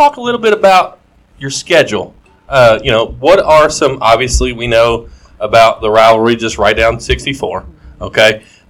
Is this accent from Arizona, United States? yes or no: no; Marion County, Kentucky, United States; moved away; I am originally from Marion County, so the 5th region.